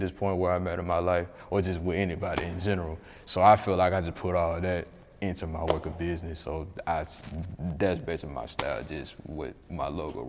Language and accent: English; Atlanta, Georgia, United States; moved away as an adult; now in Huntsville, United States; I may move back here to my hometown